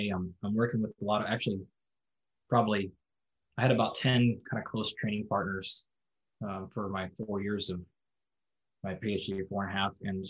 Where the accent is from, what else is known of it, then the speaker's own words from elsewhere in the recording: Rochester, Washington, United States; moved away; also born or lived in Western Oregon; I grew up in Southwest Washington, not too far.